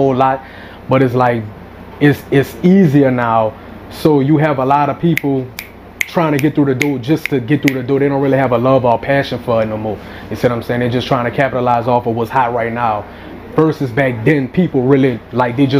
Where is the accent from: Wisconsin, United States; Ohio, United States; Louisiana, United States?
Louisiana, United States; New Orleans; moved away as an adult; now in Los Angeles, United States; I'm from New Orleans. I grew up in Gaptown in the east across from Livingston.